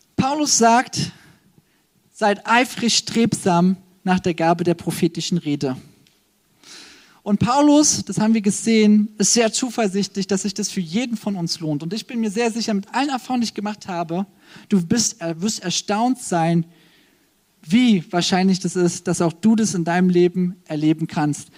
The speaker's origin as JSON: {"language": "German", "country": "Germany", "said": "als Deutsche"}